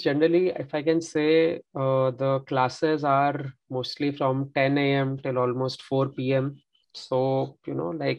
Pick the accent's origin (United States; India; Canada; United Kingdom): India; moved away as an adult; now in France; since I am not a French speaker, I'm an Indian.